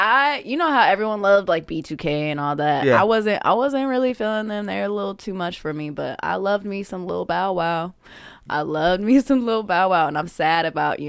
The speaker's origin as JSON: {"language": "English", "town": "Sacramento", "region": "California", "country": "United States", "tie": "born or raised there", "said": "I'm from Sacramento."}